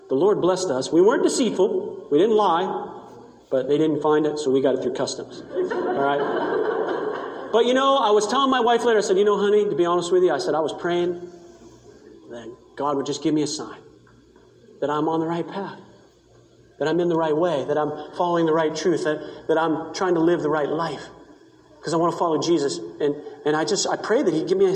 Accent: Maine, United States; I come from Maine. I grew up on the ocean

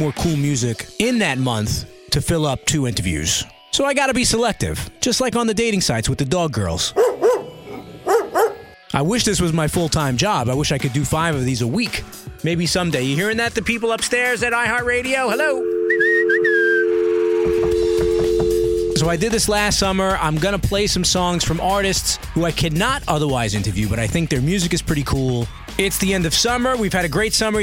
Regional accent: New York City, New York, United States; Brooklyn, New York, my hometown

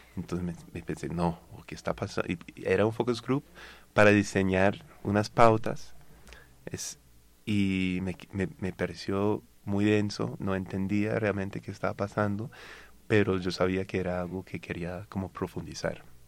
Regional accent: United States; accent: North American; Spanish is a second language; moved away as an adult; now in Colombia; como se puede notar mi acento, soy norteamericano

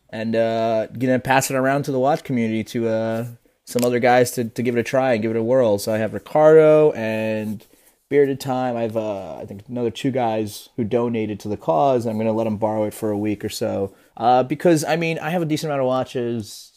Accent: New Jersey, United States; I'm Peruvian and I'm from New Jersey, but I am technically s, part Spaniard

